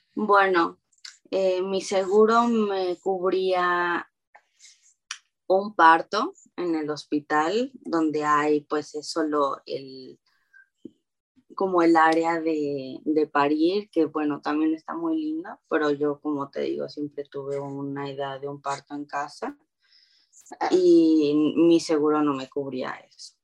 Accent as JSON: {"language": "Spanish", "town": "Xico", "region": "Veracruz", "country": "Mexico", "tie": "born or raised there", "also_born_or_lived": "Montana", "moved": "as an adult", "lives_now": "California, United States", "said": "yo soy de México, de Veracruz, y crecí ahí toda mi vida hasta los 18"}